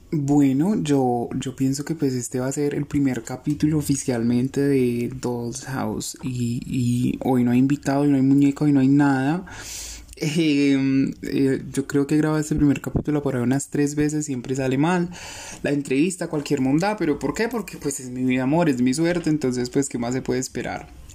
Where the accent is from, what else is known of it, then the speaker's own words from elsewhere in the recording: Colombia; somos colombianos